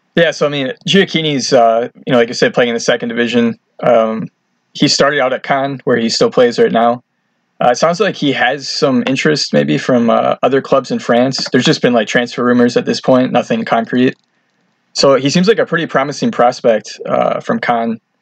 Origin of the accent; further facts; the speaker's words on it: Detroit, Michigan, United States; I'm actually from Detroit, so I support Detroit City FC